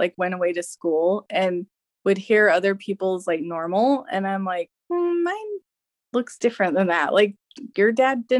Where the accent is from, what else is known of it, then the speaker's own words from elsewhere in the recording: West Valley City, Utah, United States; also born or lived in Rexburg, Idaho / Pocatello, Idaho; I grew up in West Valley. I've lived here most of my life